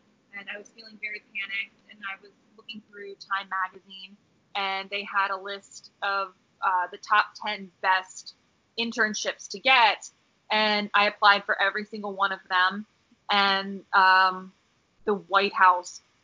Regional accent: Washington, D.C. area / Virginia, United States; moved away as an adult; now in Los Angeles, United States; I actually loved growing up in D.C.

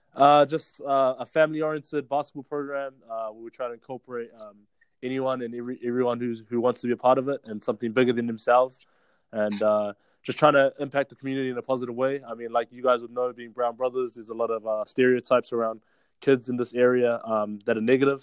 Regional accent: Auckland, New Zealand; growing up in Glen Innes, it's like a real blue collar town

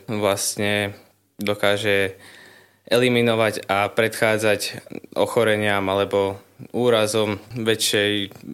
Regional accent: Lubochňa, Žilina Region, Slovakia; som z Lubochne, mám 20 rokov a študujem na katedre verejného zdravotníctva na Katolíckej univerzite v Ružomberku.

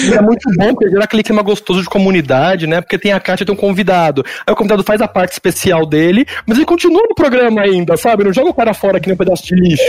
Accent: Brazil; eu sou brasileiro

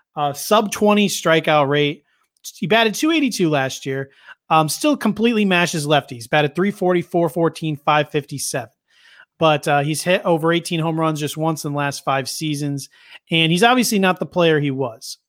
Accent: Philadelphia, Pennsylvania, United States; I grew up here around Philadelphia.

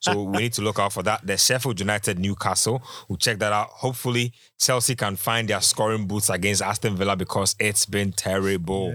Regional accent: Ghana; as a Ghanaian

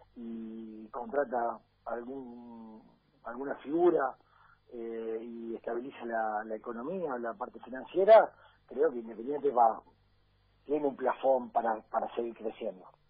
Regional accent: Rosario, Santa Fe, Argentina; nací en Rosario y hice todas las inferiores en Nubes

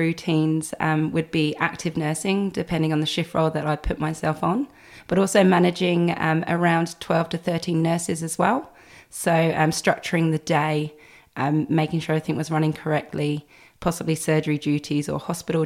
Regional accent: Eastbourne, South East England, United Kingdom; moved away as an adult; also born or lived in Gold Coast, Australia; now in Brisbane, Australia; I'm originally from the UK, East Sussex, a little town called Eastbourne. And I moved to Australia about 8

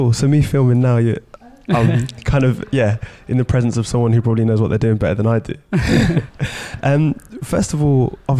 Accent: Oxford, South East England, United Kingdom; moved away as an adult; I was born and raised in East Oxford, which I'm very proud of. Since I left Oxford, however, I've battled with my identity as an Oxfordian

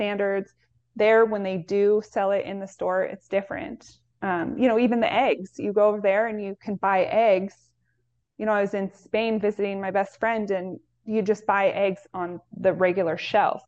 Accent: Pacific Northwest, United States; I grew up in the Pacific Northwest

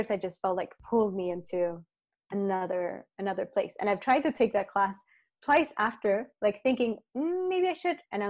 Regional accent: Chile; in Chile, cause I'm from Chile.

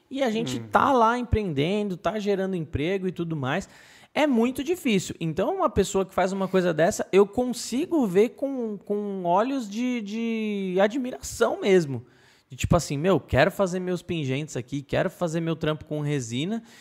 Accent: Brazil; eu como brasileiro

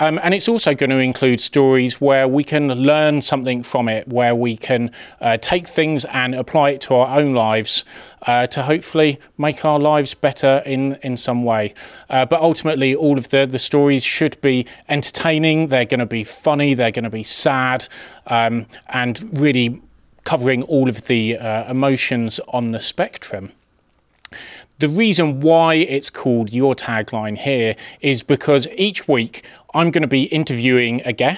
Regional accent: England, United Kingdom; that's not particularly uncommon for a young boy growing up in England

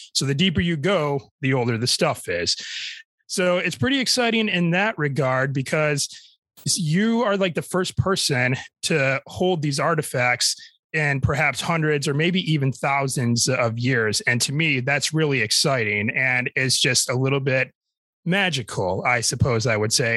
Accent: Michigan, United States; my home state of Michigan

